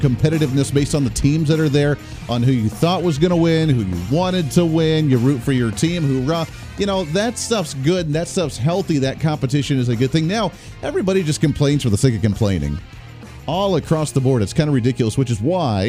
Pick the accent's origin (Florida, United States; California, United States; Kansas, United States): Kansas, United States; I'm come from Kansas as well